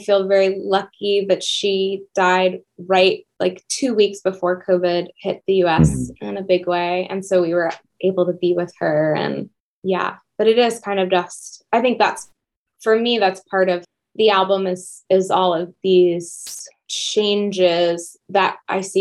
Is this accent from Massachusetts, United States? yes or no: yes; Mashpee, Massachusetts, United States; I grew up on Cape Cod